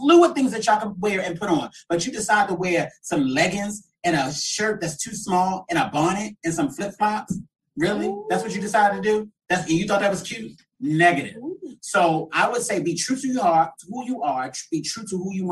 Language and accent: English; Baltimore, Maryland, United States; moved away as an adult; now in Atlanta, United States; I'm originally from Baltimore, Maryland